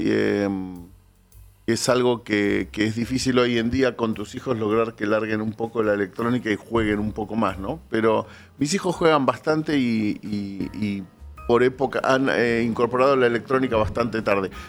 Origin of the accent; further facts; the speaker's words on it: Buenos Aires, Argentina; en Floresta crecí